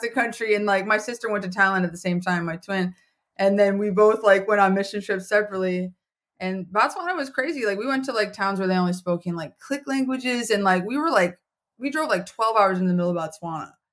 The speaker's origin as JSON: {"language": "English", "region": "Minnesota", "country": "United States", "tie": "born or raised there", "also_born_or_lived": "Colorado", "moved": "as an adult", "lives_now": "Philadelphia, United States", "said": "I didn't grow up there. I grew up in Minnesota"}